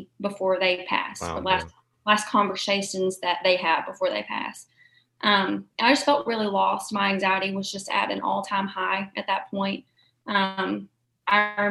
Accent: Murray, Kentucky, United States; born and raised in Murray, went to the Murray City Schools, went to Murray State

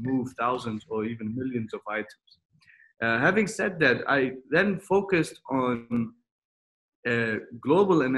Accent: Germany; moved away as an adult; also born or lived in United States / Mexico; now in Dubai, United Arab Emirates; I was born in Germany, and then I studied in Germany, in the US, and in Mexico, and finished my MBA

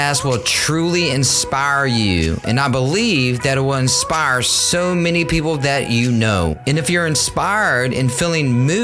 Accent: Richmond, Virginia, United States; my hometown, Richmond, Virginia

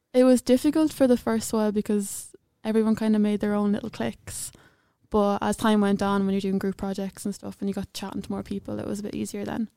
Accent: Clonbullogue, Leinster, Ireland; I'm from awfully, I'm from a small little village in Clonbellogue, but I went to secondary school in Saint Mary's, Edenderry

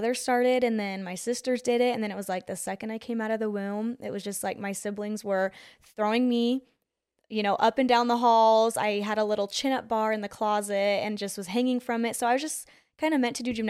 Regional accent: Gilbert, Arizona, United States; also born or lived in Utah; So I'm from Gilbert, Arizona.

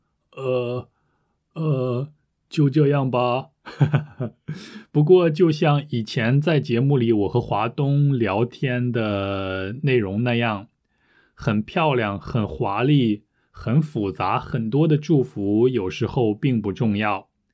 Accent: United Kingdom; first language English; Chinese is a second language; 我是英国人，我也会用我的母语

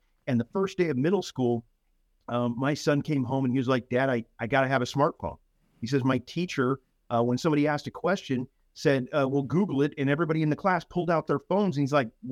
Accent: San Antonio, Texas, United States; moved away as an adult; also born or lived in Colorado / Pinal County, Arizona; now in North Texas, United States; I was born in Colorado. Spent the majority of my formative years in San Antonio, however

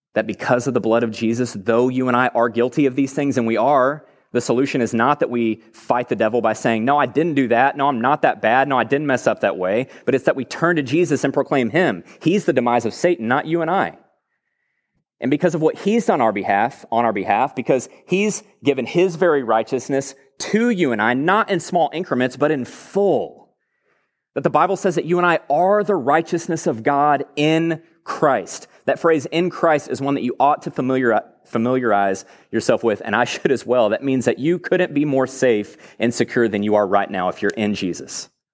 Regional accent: Texas, United States; I grew up in Texas, born and raised here

